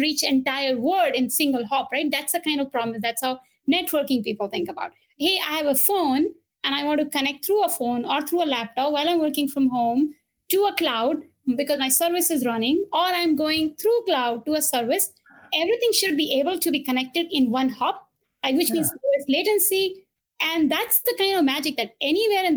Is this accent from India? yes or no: yes; India; moved away; I was born and brought up in India